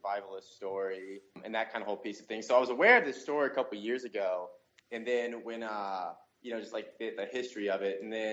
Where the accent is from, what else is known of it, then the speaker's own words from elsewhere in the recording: Cincinnati, Ohio, United States; I'm originally from Cincinnati, Ohio